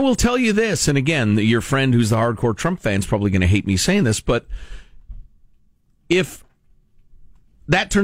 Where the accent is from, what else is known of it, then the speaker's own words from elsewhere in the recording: United States; As an American